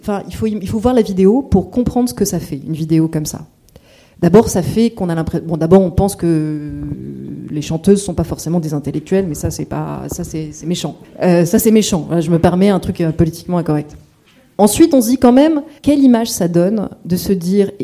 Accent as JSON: {"language": "French", "country": "France", "said": "je suis française"}